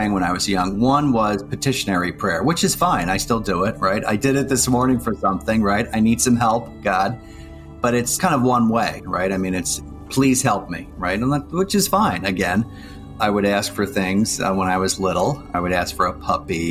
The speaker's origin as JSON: {"language": "English", "town": "Plymouth Meeting", "region": "Pennsylvania", "country": "United States", "tie": "born or raised there", "said": "I grew up outside of Philadelphia in a suburb called Plymouth Meeting"}